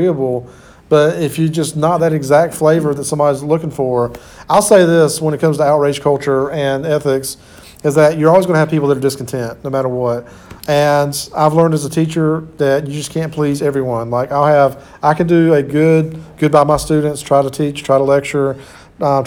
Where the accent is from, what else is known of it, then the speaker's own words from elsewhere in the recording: Sampson County, North Carolina, United States; I grew up in Sampson County, which is about 30 minutes away or 30 miles.